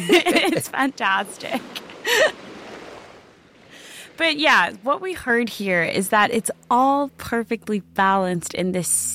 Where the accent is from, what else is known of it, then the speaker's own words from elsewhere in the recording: South Africa; when I was growing up in South Africa.